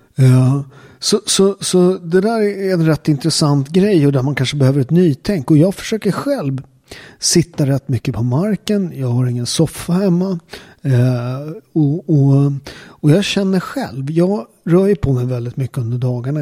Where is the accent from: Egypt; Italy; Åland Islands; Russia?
Italy; Naples, Campania; now in Sweden; där jag kommer ifrån, Neapel